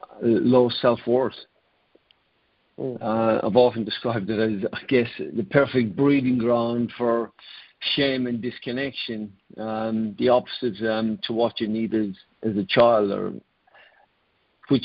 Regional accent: Ireland; I grew up in Ireland

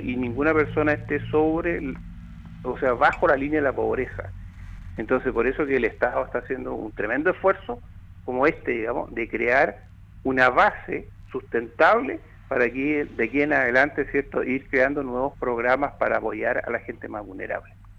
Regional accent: Chile; como buenos chilenos somos

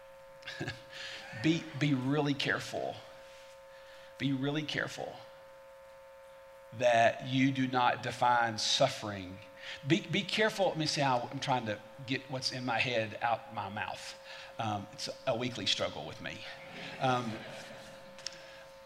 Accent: the South, United States; I'm not just an American. I'm a Southerner

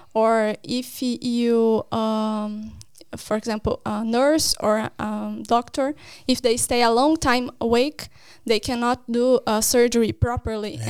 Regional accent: Brazil; moved away as an adult; now in Norway; I am from Brazil, from a university in Paraná.

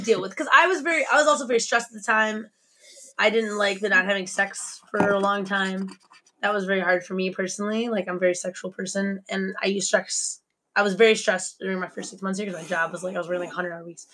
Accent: Michigan, United States; moved away as an adult; also born or lived in Chicago; now in Beijing, China; I'm from Michigan, but I lived in Chicago for three years.

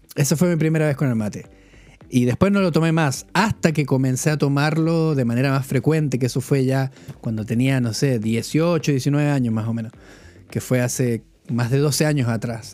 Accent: Chile; moved away; also born or lived in London; siendo chileno

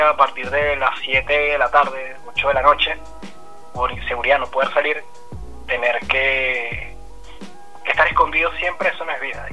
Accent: Venezuela; moved away as an adult; now in Buenos Aires, Argentina; Yo soy venezolano y vengo viviendo en Argentina desde hace tres años y medio

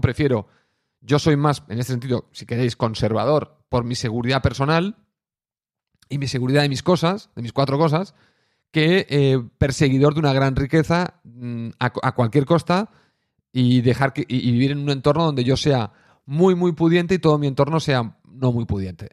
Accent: Catalonia, Spain; Siendo catalán

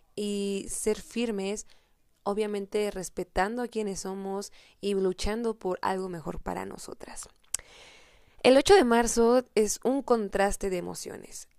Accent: Mexico; al menos en mi país, en México

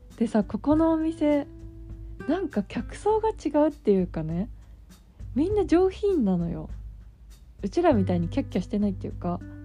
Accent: Kanto, Japan; 私はさ関東で育って生まれて関東で育ってるから

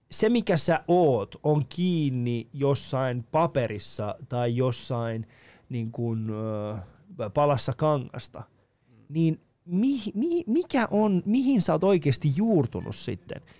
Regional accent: Iran; now in Finland; mä oon kasvanut Iranissa. Ei sitä musta, niinku, mä oon mm. kasvanut osittain Iranissa, osittain Suomessa.

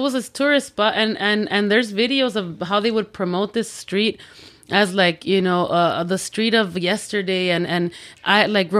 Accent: Los Angeles, California, United States; also born or lived in Morelos, Mexico; I was born in Los Angeles. Mm-hmm. My parents are from Mexico. They met here in Los Angeles on Olvera Street.

